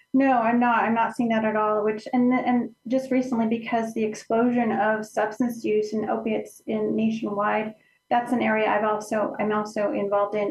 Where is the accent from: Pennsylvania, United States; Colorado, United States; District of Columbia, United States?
Colorado, United States; Center; now in Pueblo, United States; My my hometown is called Center, Colorado. It's it's near the Alamosa area